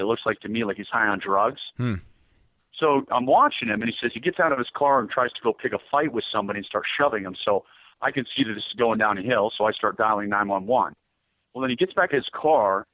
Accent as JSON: {"language": "English", "country": "United States", "said": "I'm an American"}